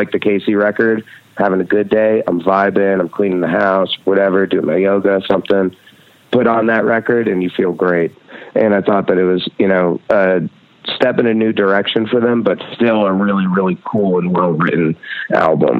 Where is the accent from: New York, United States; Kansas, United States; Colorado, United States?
New York, United States; Red Hook; also born or lived in Rhinebeck, New York; I was born in Rhinebeck, New York, and grew up in Red Hook, New York. It's a part of the Hudson Valley